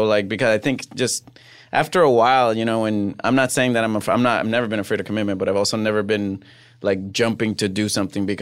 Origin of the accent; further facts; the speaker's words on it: Puerto Rico; English is a second language; moved away as an adult; also born or lived in Fresno / New York; now in Los Angeles, United States; I grew up in Puerto Rico. I left after my freshman year of college.